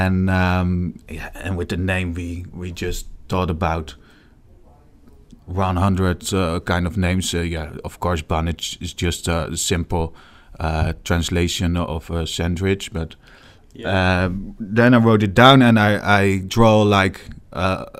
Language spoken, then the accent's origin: English; Rotterdam, South Holland, Netherlands; I'm 34, born and raised in Rotterdam.